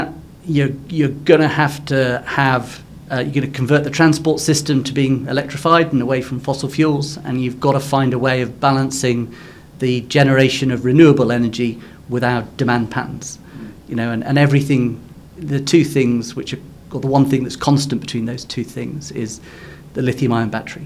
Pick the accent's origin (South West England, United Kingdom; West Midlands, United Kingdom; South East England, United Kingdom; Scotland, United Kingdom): South West England, United Kingdom; Cornwall; I'm Cornish. So in the UK, I live in the mining district in Cornwall.